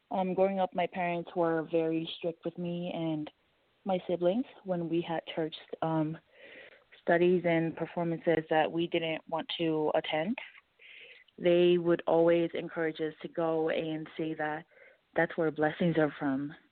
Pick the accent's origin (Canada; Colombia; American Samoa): American Samoa; now in Denver, United States; I'm originally from American Samoa, and right now I am living in Denver.